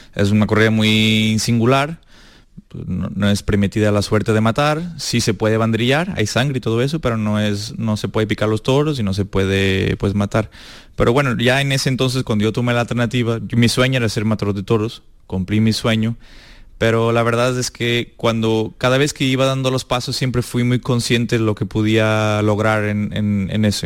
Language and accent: Spanish; Portugal; moved away; also born or lived in Espartinas, Spain; yo empecé en Portugal